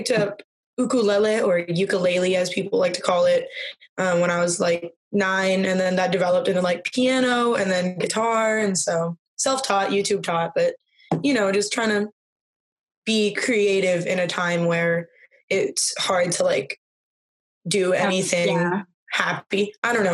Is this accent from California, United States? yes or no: yes; Southern California, United States; I'm from Southern California